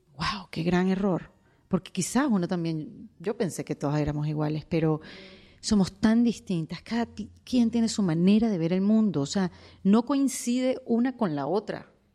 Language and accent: Spanish; Venezuela; moved away as an adult; now in United States; emigré, saben, el cuento de Venezuela